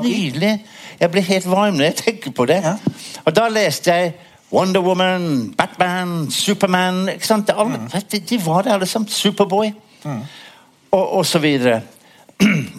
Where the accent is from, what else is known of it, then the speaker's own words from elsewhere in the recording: Worcester, West Midlands, United Kingdom; Norwegian is a second language; now in Norway; var hjemme i Worcester, i min hjemby